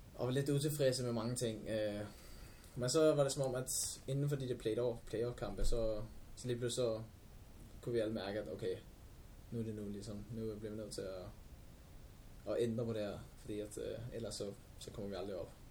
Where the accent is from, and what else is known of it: Albertslund, Capital Region of Denmark, Denmark